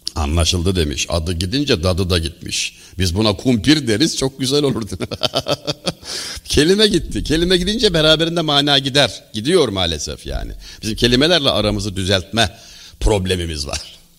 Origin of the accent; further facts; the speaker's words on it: Denizli, Turkey; also born or lived in Çameli, Denizli; Denizliliyim ben.